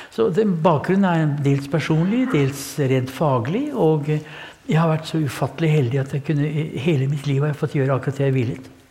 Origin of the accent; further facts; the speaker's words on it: Kongsberg, Buskerud, Norway; jeg har vært i oppveksten på Kongsberg